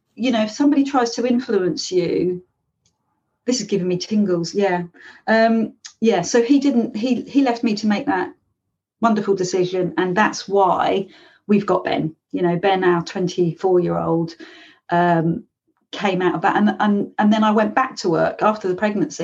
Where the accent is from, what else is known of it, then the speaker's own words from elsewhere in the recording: London, United Kingdom; now in Devon, United Kingdom; I live here, but I'm originally from London